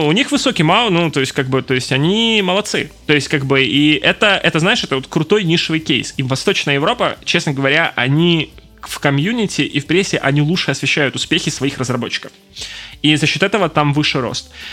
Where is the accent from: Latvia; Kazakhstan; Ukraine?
Ukraine; Donetsk, Donetsk Oblast; moved away as an adult; also born or lived in Kyiv; я из Донецка